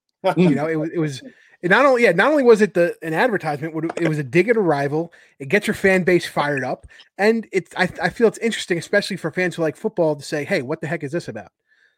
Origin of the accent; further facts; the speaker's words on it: New Rochelle, New York, United States; I'm from New Rochelle